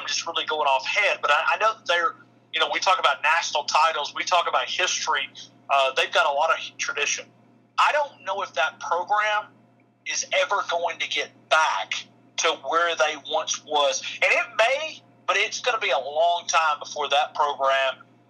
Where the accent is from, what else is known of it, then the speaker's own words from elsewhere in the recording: North Alabama, United States; growing up in North Alabama, it's a special football game. Growing up in the state, it's always going to be Alabama and Auburn. For me, now I'm talking about for me personally being from the state